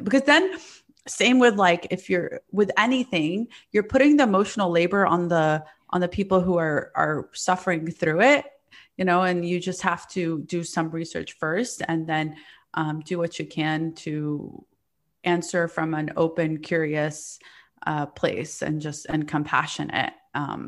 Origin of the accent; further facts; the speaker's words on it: the South, Alabama, United States; also born or lived in Palestine; now in New York, United States; I grew up in the South